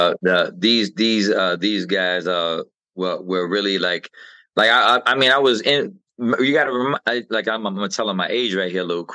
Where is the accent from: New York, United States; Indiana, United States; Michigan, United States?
New York, United States; New York City; also born or lived in Brooklyn, New York; I'm from the same exact projects where the … is from